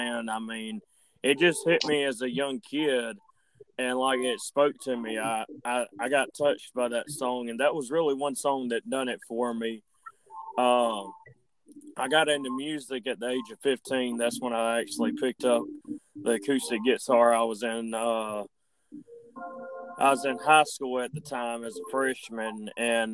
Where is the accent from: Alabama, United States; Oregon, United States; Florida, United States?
Alabama, United States; Andalusia; I was born and raised in Andalusia, Alabama